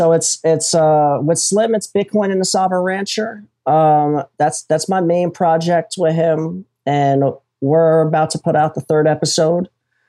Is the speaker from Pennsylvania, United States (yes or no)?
yes; Philadelphia, Pennsylvania, United States; now in Florida, United States; I'm in Florida, man. {S2} Oh, yeah. {S1} I'm originally from Philly.